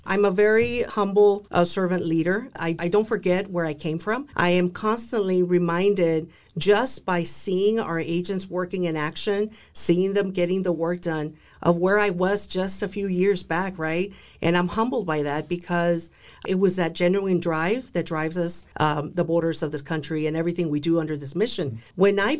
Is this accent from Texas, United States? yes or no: yes; Texas, United States; also born or lived in Dallas; I'm a girl from South Texas. I was born in Dallas. I was raised by a very traditional Hispanic Mexican American family.